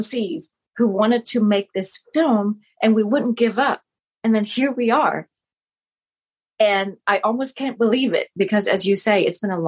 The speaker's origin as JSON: {"language": "English", "country": "Vietnam", "tie": "born or raised there", "first_language": "Vietnamese", "second_language": "English", "moved": "yes", "lives_now": "United States", "said": "born in Vietnam and to have that be my primary language, my first language anyway"}